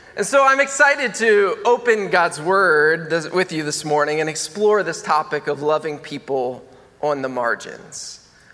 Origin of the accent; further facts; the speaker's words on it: Maryland, United States; moved away; I'm from Maryland